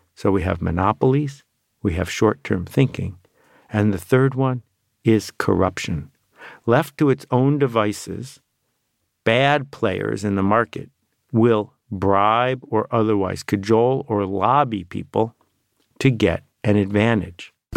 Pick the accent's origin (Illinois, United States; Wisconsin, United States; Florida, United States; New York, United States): New York, United States; Buffalo; I grew up in Buffalo, New York